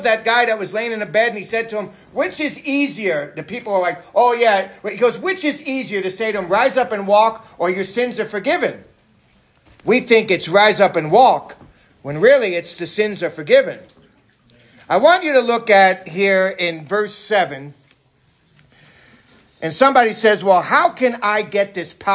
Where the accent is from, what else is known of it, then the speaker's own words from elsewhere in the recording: New York City, New York, United States; moved away; I'm from New York City.